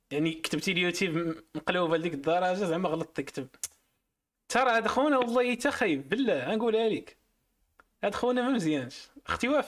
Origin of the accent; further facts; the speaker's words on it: Marrakesh, Marrakesh-Safi, Morocco; انا من مراكش داكشي علاش